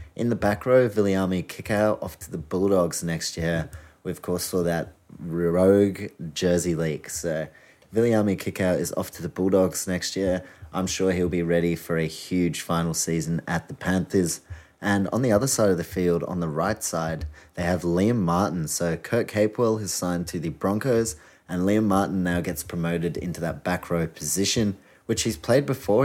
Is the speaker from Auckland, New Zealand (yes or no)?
yes; Auckland, New Zealand; I'm from Auckland